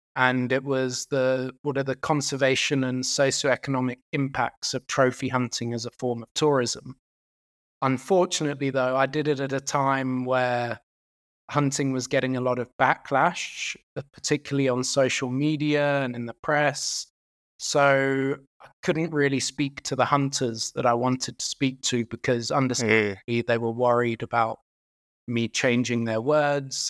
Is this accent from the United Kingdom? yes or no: yes; United Kingdom; now in South Africa; I'm actually Irish and British